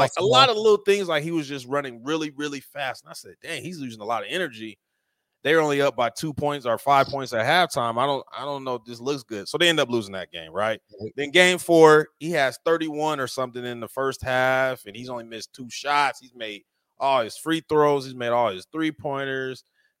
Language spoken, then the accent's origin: English; Denver, Colorado, United States; I'm a Nuggets fan now. Yeah, I'm from Denver. I'm coming home.